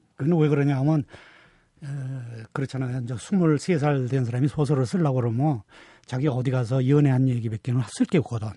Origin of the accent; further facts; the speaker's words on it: Seoul, South Korea; 서울 태생이면서도